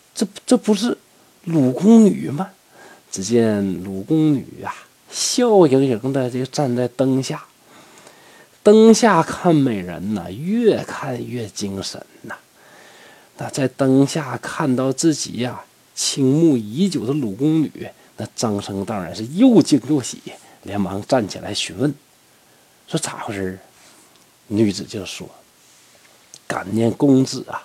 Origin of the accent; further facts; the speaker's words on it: Northeast China, China; 咱们东北人实在呀